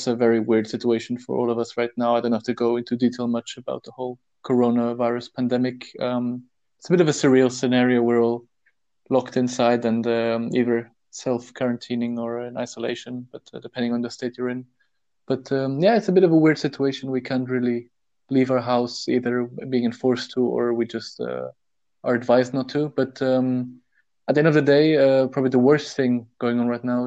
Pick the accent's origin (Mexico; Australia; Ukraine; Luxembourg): Luxembourg; I was born and raised in Luxembourg, but made internationally. My family roots go back to Germany, the UK, to India